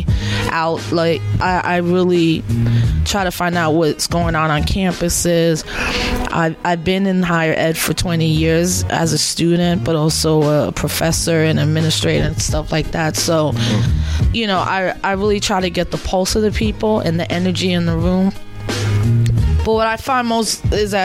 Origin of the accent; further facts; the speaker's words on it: New York City, New York, United States; I'm born and raised in the South Bronx